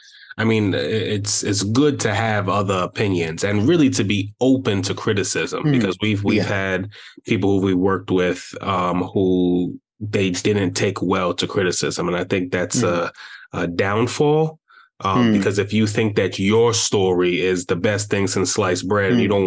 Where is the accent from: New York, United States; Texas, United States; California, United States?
New York, United States; Brooklyn; yeah, I'm from Brooklyn, and you're right.